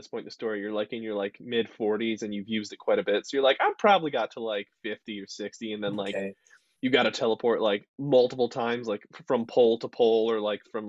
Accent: Canada; like being Canadian. You know, that's a power.

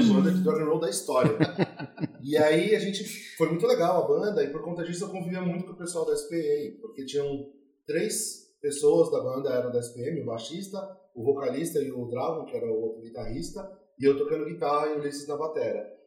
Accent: São Paulo, Brazil; Eu nasci aqui em São Paulo mesmo, é, no bairro de Moema.

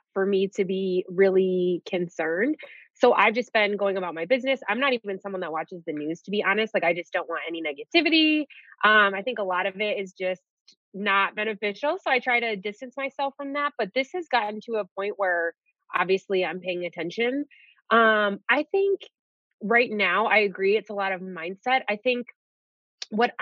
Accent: Detroit, Michigan, United States; moved away as an adult; also born or lived in Colorado; I'm from Detroit

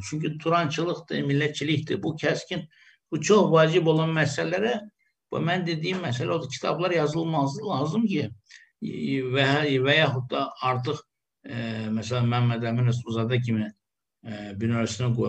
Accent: Azerbaijan; millətçiyiz biz Azərbaycanlı türklər.

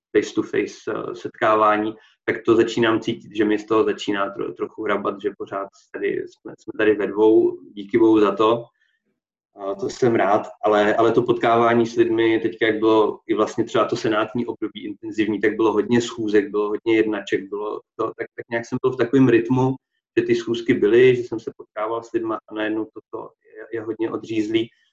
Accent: Poděbrady, Central Bohemian Region, Czechia; moved away as an adult; now in Olomouc, Czech Republic; jsem původně z Poděbrat

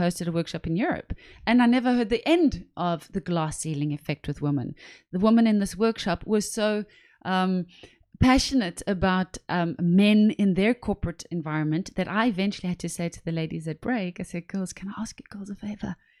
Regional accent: South Africa; I'm from South Africa

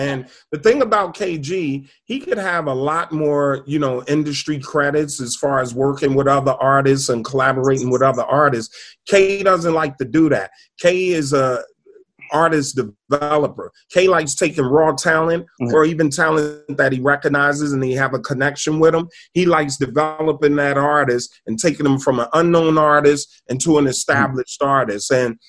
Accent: New Jersey, United States; And, you know, we're from Jersey, so we always just go across the George Washington Bridge.

